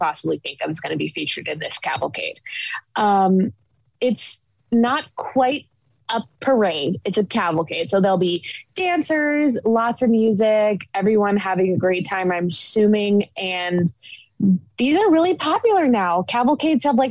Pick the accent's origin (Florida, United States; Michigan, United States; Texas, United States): Michigan, United States; now in Tennessee, United States; I'm from Michigan